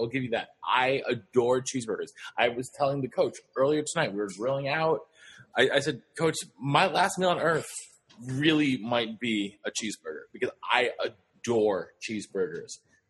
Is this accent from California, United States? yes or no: yes; Los Angeles, California, United States; I was from Los Angeles, California, and then I ended up moving there.